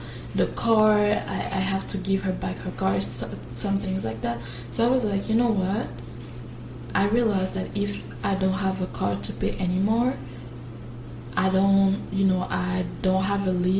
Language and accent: English; Quebec, Canada; I'm from Quebec, which means I had to do the cégep before going to university